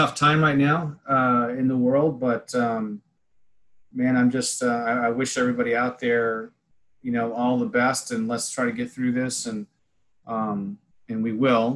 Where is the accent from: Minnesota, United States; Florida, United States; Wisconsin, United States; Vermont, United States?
Vermont, United States; Waterford; also born or lived in New Hampshire / Hyde Park, New York / Rochester, New York; now in Houston, United States; I grew up in Waterford, Vermont